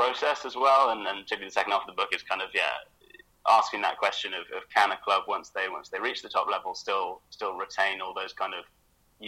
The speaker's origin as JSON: {"language": "English", "country": "United Kingdom", "moved": "yes", "lives_now": "Berlin, Germany", "said": "me as a British German"}